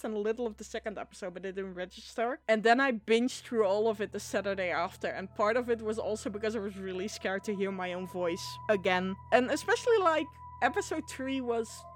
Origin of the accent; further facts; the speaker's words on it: Netherlands; accent: Dutch, rural regional; There's an entire TV show which takes place in like the region where I'm from